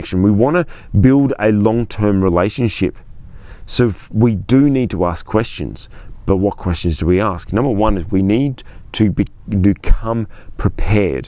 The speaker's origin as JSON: {"language": "English", "town": "Sydney", "region": "New South Wales", "country": "Australia", "said": "I'm from Sydney, Australia."}